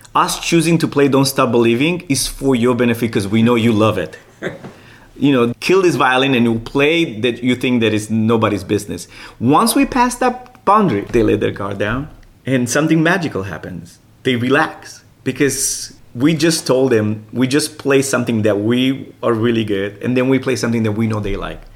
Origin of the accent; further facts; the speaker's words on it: Romania; English is a second language; moved away as an adult; now in United States; I moved here in 2001 from Romania